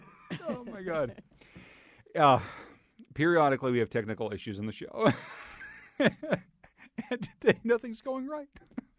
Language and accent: English; Pittsburgh, Pennsylvania, United States; moved away as an adult; also born or lived in Boston; now in Connecticut, United States; It was at my first radio job at WDUQ in Pittsburgh. That's my hometown, as you probably know.